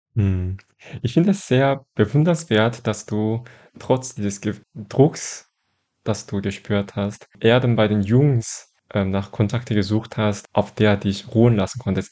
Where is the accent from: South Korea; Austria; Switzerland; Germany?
South Korea; Daegu; moved away; in Daegu, wo ich aufgewachsen bin zum Teil